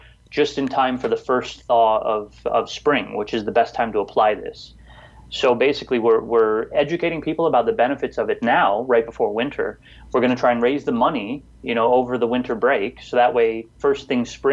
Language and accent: English; Detroit, Michigan, United States; I grew up, I was born in Detroit, in inner city Detroit